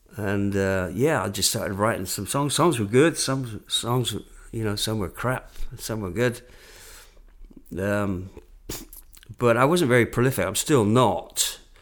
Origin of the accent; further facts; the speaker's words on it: England, United Kingdom; moved away; where you from?" And I went, "England."